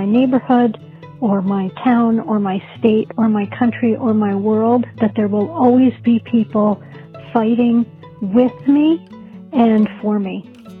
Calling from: Northern Virginia, United States; I'm calling in from Northern Virginia.

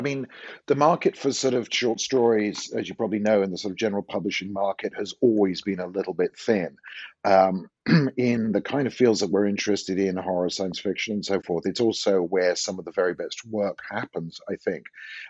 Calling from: Santa Cruz, California, United States; I'm talking from Santa Cruz, which is a kind of smallish university town about 70 miles south of San Francisco on the west coast of California.

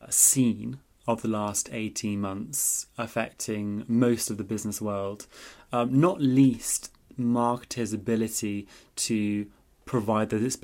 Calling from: London, United Kingdom; And as I'm joining from London, England, this is a truly global podcast.

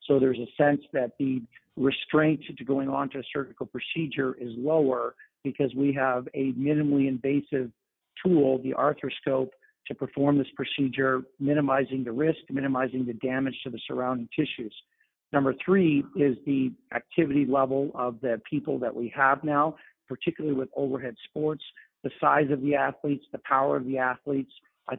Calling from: New York City, New York, United States; I'm calling in from New York City

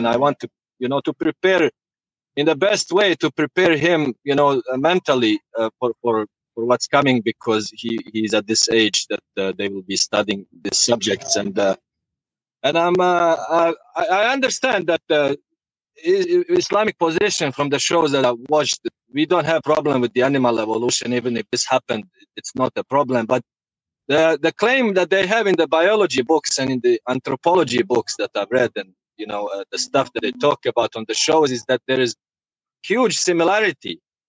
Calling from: Pennsylvania, United States

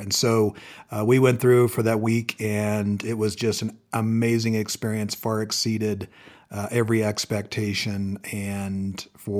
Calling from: Colorado Springs, Colorado, United States; Checking in from cold and snowy Colorado Springs.

